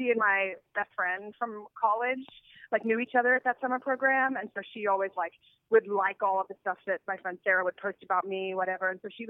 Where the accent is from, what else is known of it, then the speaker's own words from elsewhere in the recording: Australia; I don't know if I would classify myself as an Australian pop star, but I appreciate